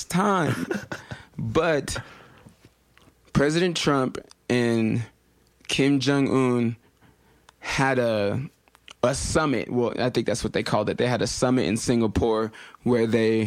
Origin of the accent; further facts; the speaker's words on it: United States; I'm Nigerian-American